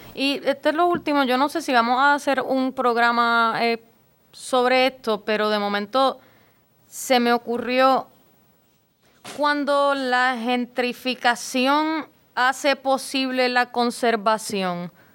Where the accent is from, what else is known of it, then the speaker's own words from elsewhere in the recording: San Juan, Puerto Rico; yo soy de de Río Piedras, de Santa Rita